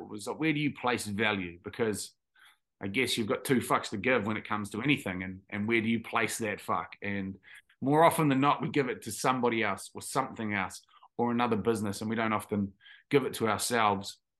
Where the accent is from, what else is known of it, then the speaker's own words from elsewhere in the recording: Tauranga, Bay of Plenty, New Zealand; also born or lived in Taranaki; we grew up in Taranaki, and then my parents moved, my parents are dairy farmers, so we moved to, um, to Tauranga, or on the outskirts